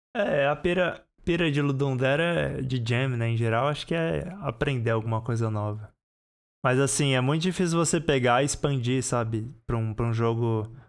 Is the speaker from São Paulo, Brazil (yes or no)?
yes; São Paulo, Brazil; eu sou de São Paulo